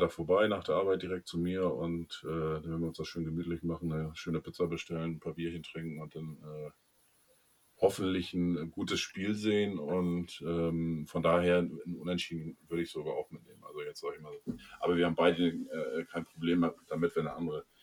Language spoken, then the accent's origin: German; Bremen, Germany; Und als Bremer dann auch noch äh, musst du dich auch äh, verkleiden sozusagen